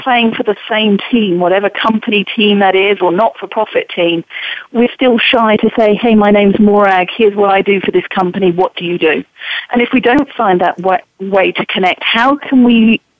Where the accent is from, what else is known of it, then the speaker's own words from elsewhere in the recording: England, United Kingdom; now in United States; as an English woman now living and working in America